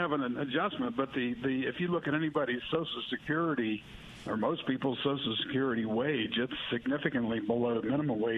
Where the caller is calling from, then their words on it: Hattiesburg, Mississippi, United States; Good morning. I'm from Hattiesburg.